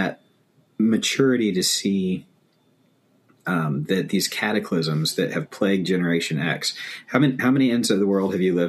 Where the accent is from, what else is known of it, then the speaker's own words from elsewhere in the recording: East Gary, Indiana, United States; born there; now in Minneapolis, United States; And he was born in Austin. And I was born in East Gary.